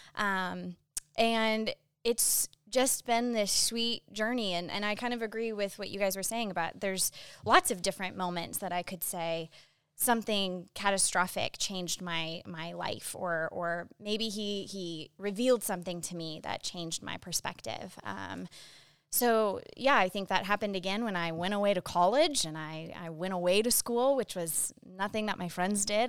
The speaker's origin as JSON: {"language": "English", "town": "Phoenix", "region": "Arizona", "country": "United States", "tie": "born or raised there", "also_born_or_lived": "Boston", "said": "I was born in Boston, but grew up in Phoenix, Arizona"}